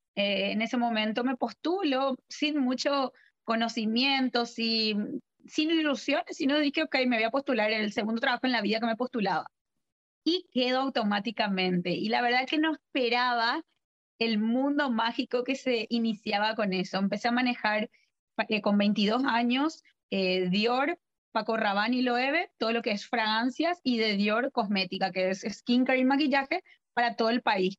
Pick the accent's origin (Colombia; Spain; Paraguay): Paraguay; also born or lived in Argentina / Buenos Aires; yo primero que nada soy argentina, eh, vivo en Paraguay, donde estoy actualmente, donde estamos hablando, desde donde estamos hablando. Y eh, me formé acá en el colegio, hice todo el colegio